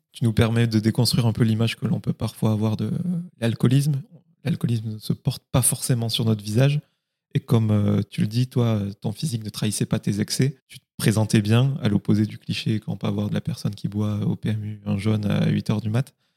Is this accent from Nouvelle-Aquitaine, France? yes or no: no; Occitania, France; je suis du Minervois euh, dans le sud